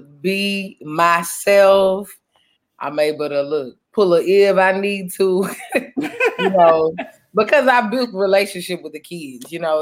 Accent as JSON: {"language": "English", "town": "Baton Rouge", "region": "Louisiana", "country": "United States", "said": "I am from Baton Rouge, Louisiana. Matter of fact, the great city of Baton Rouge, Louisiana."}